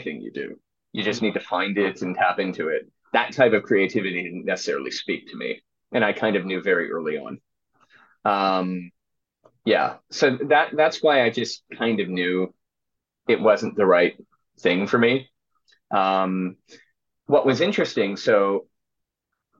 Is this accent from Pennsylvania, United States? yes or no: yes; Philadelphia, Pennsylvania, United States; I was at Temple University, so I'm from Philadelphia.